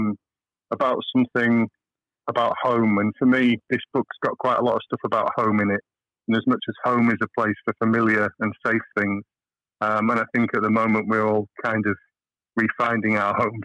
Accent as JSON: {"language": "English", "area": "Chiltern Hills", "region": "South East England", "country": "United Kingdom", "tie": "born or raised there", "also_born_or_lived": "Hull", "said": "we moved away down to the rolling Chiltern Hills"}